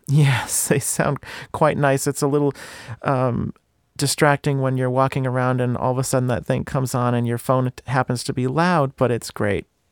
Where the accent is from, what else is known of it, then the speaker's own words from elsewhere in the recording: Bristol, United States; my hometown is, uh, is, Bristol